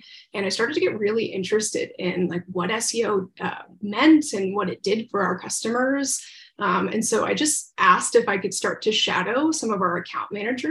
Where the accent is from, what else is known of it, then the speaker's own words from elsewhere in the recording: Central Florida, United States; also born or lived in Tampa Bay, Florida; I grew up in Central Florida